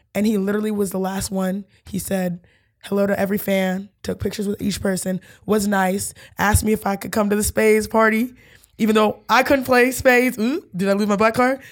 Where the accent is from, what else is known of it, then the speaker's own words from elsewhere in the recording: Houston, Texas, United States; I'm from Houston